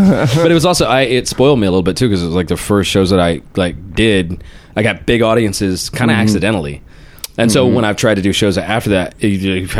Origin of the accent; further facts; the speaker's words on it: Georgia, United States; I am from Georgia.